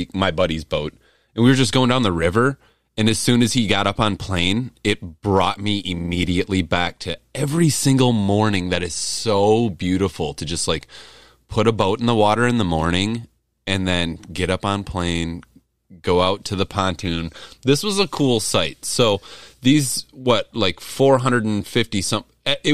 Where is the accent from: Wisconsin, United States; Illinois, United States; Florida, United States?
Wisconsin, United States; I'm from Wisconsin